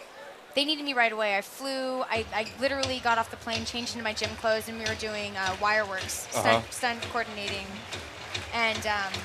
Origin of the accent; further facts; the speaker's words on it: San Francisco, California, United States; Yeah, born and raised in San Francisco.